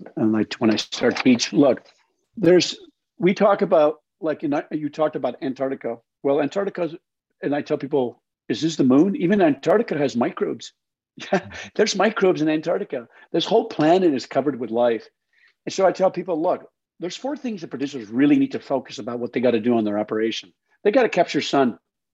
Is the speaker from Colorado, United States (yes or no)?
yes; Colorado, United States; and I lived in a dry valley. Look, and I growing up in the Colorado, that whole area, I know it very well.